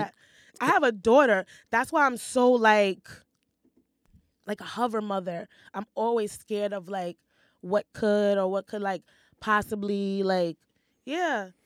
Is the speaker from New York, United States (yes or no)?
yes; New York City, New York, United States; I grew up in Hell's Kitchen